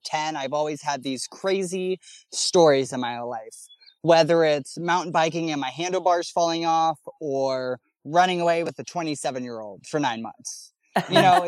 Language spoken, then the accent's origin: English; Missouri, United States; I'm from Missouri